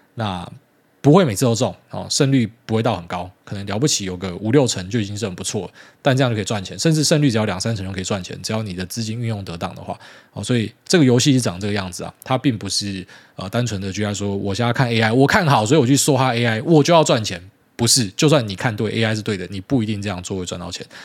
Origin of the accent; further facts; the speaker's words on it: Taiwan; 就是我们台湾人去看这个东西会觉得很大惊小怪。